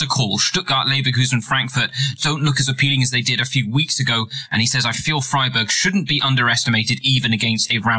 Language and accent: English; United Kingdom; I'm British, so I have to say arse as opposed to ass